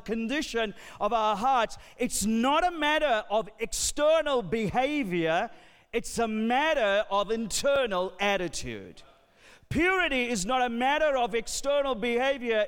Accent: Sri Lanka; I'm from Sri Lanka.

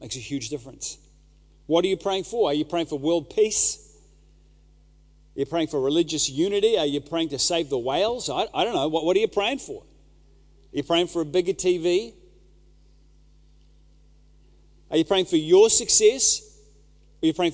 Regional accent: New Zealand; a Kiwi dad

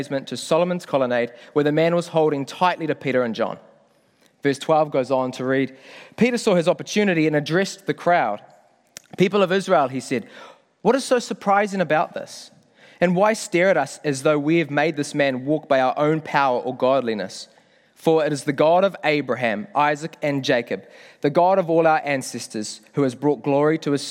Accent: Whangamata, Waikato, New Zealand; moved away as an adult; now in Auckland, New Zealand; I'm proud to say I'm not an Aucklander. I come from Whangamata, grew up down in the Coromandel.

